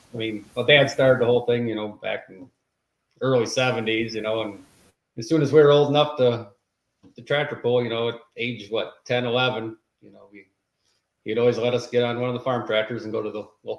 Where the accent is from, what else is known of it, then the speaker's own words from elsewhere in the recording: Monroe, Wisconsin, United States; I'm 49 years old, work at Monroe Truck Equipment. We live here in Monroe, Wisconsin. Grew up here, been here all my life, just stuck around home and ventured out too far.